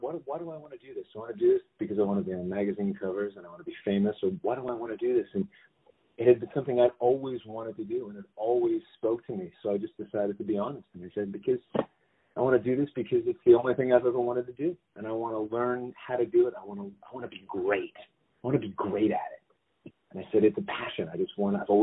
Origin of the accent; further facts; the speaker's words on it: Los Angeles, California, United States; I was born and raised in Los Angeles. I'm a California native